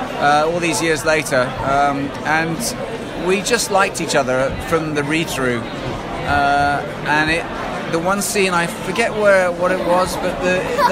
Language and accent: English; England, United Kingdom; as the English guy